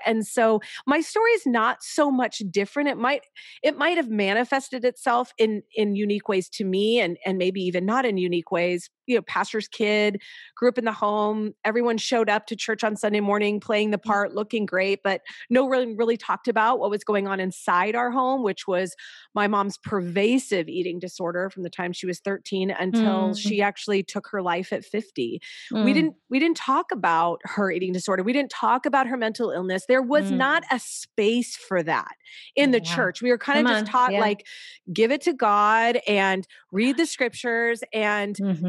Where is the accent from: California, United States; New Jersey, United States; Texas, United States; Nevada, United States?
California, United States; now in Chicago, United States; We have lived all over, but we just moved here a little over a year ago. And that's, we're from Southern California. And so we're in Chicago.